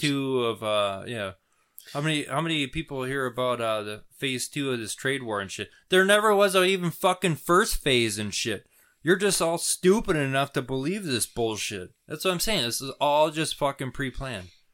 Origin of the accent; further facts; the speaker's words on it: United States; as an American